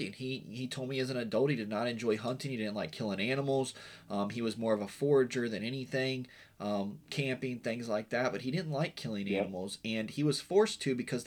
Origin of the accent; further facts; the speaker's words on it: Western Virginia, United States; moved away; I grew up in Western Virginia